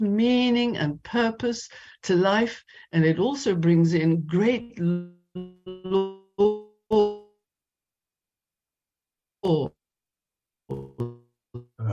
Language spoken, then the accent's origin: English; South Africa; also born or lived in London, United Kingdom; now in Amsterdam, Netherlands; I was born in South Africa